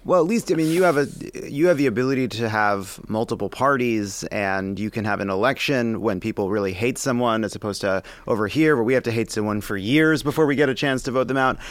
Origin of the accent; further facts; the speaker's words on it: United States; here yes, in the United States of America